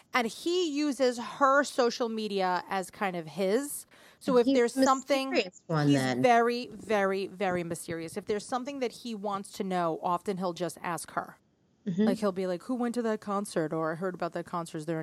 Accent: New York City, New York, United States; the city

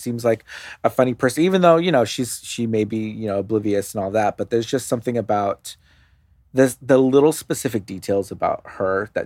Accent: Los Angeles, California, United States; I grew up in Los Angeles

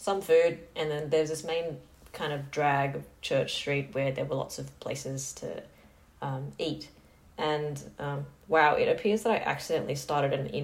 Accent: Sydney, New South Wales, Australia; I grew up near Parramatta for, like, 20 plus years of my life.

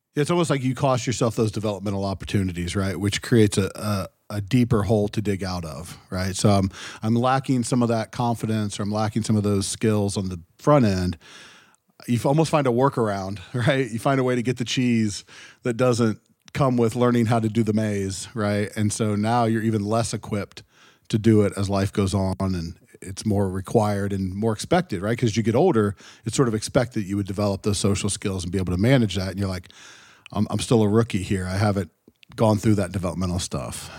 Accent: Ohio, United States; growing up in Ohio, we had some of that too

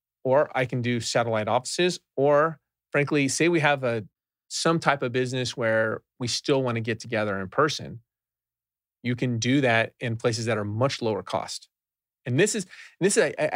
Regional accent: California, United States; I'm from California

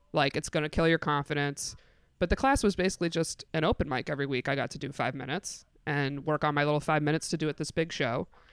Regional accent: Binghamton, New York, United States; moved away as an adult; also born or lived in Endwell, New York / Canton, New York; now in New York City, United States; I'm from Bingham to New York, specifically

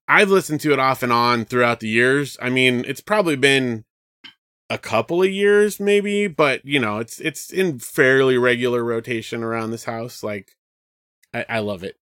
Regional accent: Southern California, United States; I grew up in Southern California

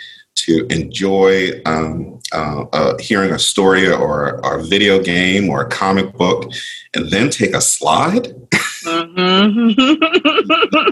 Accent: Philadelphia, Pennsylvania, United States; I grew up in Philadelphia

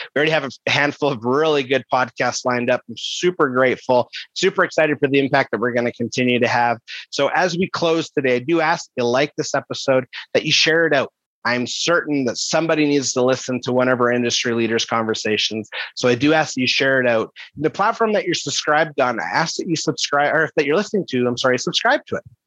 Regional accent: Kelowna, British Columbia, Canada; in a city, which is my hometown, Kelowna, British Columbia

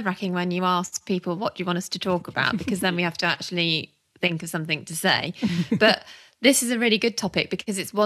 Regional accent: Warwickshire, West Midlands, United Kingdom; moved away as an adult; also born or lived in Birmingham / Lincolnshire; I grew up in Warwickshire, went to uni in Birmingham, so never went very far.

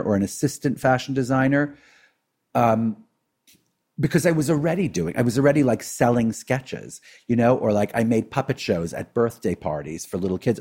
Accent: New York City, New York, United States; we grew up in Brooklyn, right? In an Orthodox Jewish community

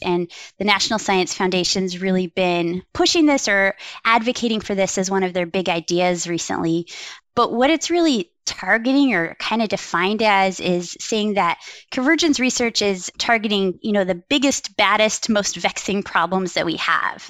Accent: Wyoming, United States; now in Milwaukee, United States; how I grew up in Wyoming.

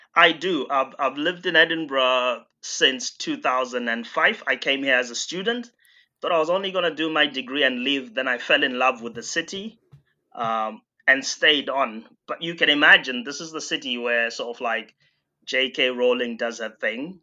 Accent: Bindura, Mashonaland Central, Zimbabwe; my hometown, uh, Bindura in Zimbabwe

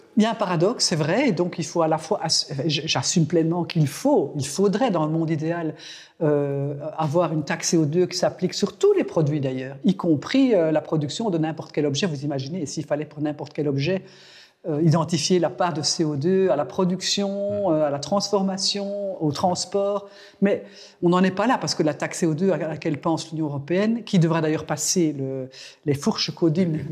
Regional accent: Belgium; chez nous, en Belgique

